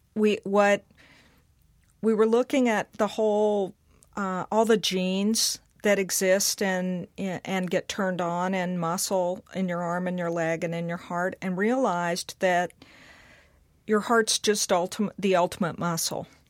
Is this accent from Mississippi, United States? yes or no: yes; Mississippi, United States; growing up in Mississippi